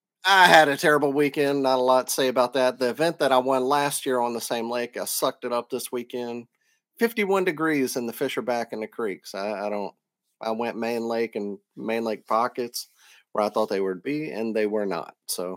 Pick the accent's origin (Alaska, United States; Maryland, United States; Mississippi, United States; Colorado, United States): Mississippi, United States; now in Alabama, United States; I'm from Mississippi, live in Alabama. I've been to Maine and some other, you know, northern states and things like